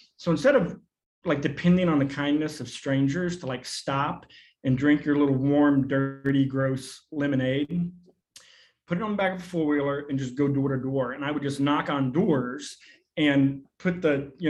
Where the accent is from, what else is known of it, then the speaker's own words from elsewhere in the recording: Arkansas, United States; also born or lived in New York; I grew up in a very rural context. I was born in New York, but we moved to Arkansas when I was 5